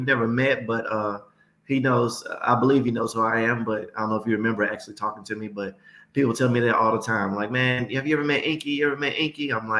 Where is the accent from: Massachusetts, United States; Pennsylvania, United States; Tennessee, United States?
Tennessee, United States; Memphis; I was born and raised in Memphis, Tennessee.